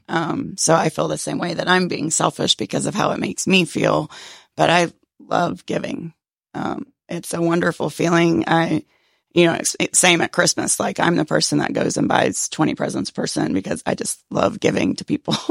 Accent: Cherokee County, Georgia, United States; I was born and raised in Cherokee County

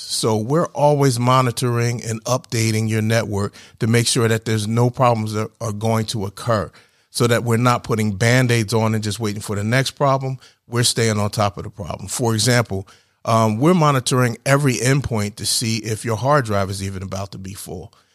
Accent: New Jersey, United States; moved away as an adult; now in Georgia, United States; I grew up in New Jersey. uh, just across the bridge from Philadelphia

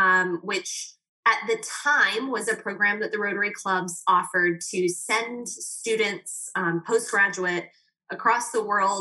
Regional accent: Birmingham, Alabama, United States; I'm always like, but I'm from the South. So it's okay. I don't eat like that.

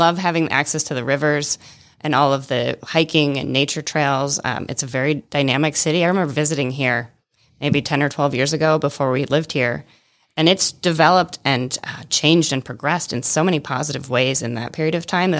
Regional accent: Michigan, United States; moved away as an adult; also born or lived in Atlanta, Georgia; now in Rome, Georgia, United States; I'm originally from Michigan.

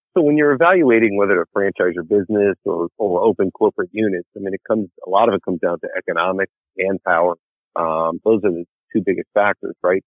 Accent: New York, United States; I grew up in New York

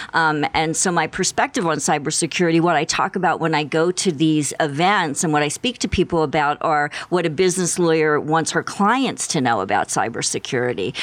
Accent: Philadelphia, Pennsylvania, United States; moved away as an adult; now in Tucson, United States; I grew up in the Philadelphia area

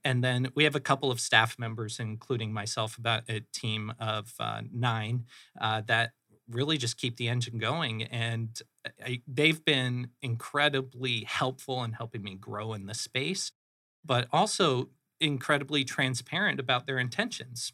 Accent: Phoenix, Arizona, United States; also born or lived in Flagstaff, Arizona / Michigan; I am a Phoenix native. I grew up in the Moon Valley area, so, uh, North kinda Central Phoenix

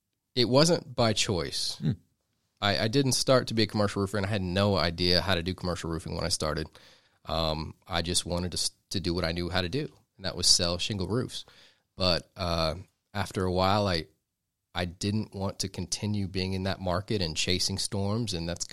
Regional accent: Duluth, Georgia, United States; I've grown up in Georgia. I was born in Duluth. I went to Duluth High School, graduated from Georgia, and I've been here for most of my life.

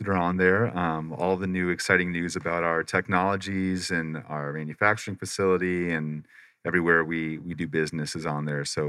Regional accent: Paradise Valley, Arizona, United States; moved away; also born or lived in Pacific Northwest; I was raised in Arizona. I was raised over by Paradise Valley

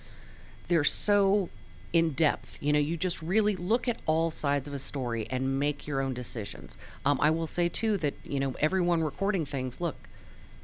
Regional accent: Southern California, United States; moved away as an adult; also born or lived in Pocatello, Idaho; I grew up in Southern California

